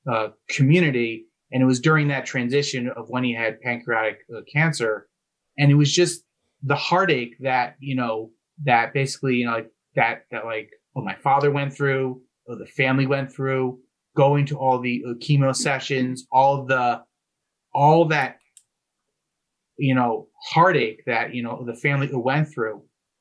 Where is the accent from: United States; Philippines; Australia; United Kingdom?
United States; New Jersey; You know, my parents, you know, they grew up in New York. I grew up in New Jersey. That's where they raised the family.